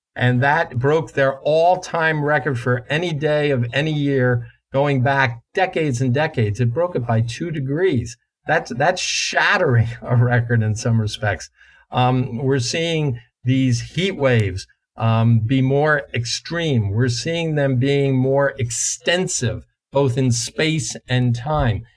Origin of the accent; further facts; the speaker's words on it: New Jersey, United States; The climate I grew up in in in New Jersey uh, 50 plus years ago